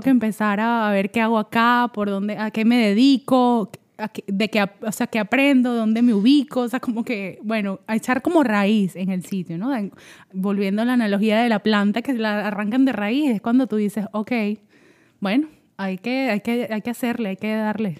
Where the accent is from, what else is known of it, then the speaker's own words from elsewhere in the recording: Caracas, Capital District, Venezuela; moved away as an adult; now in Atlanta, United States; soy de Caracas, Venezuela, y allá viví toda mi vida hasta que me vine para Estados Unidos.